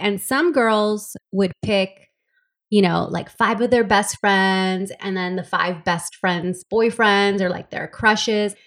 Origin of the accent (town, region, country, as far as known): Los Angeles, California, United States; born or raised there; also born or lived in El Salvador